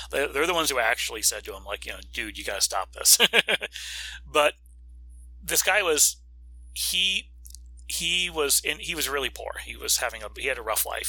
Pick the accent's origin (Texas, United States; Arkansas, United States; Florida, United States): Florida, United States; my home state of Florida